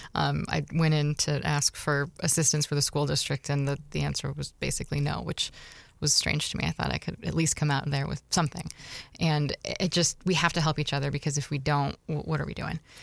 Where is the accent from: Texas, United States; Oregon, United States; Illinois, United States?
Oregon, United States; Beaverton; now in Scranton, United States; my hometown, Beaverton, Oregon.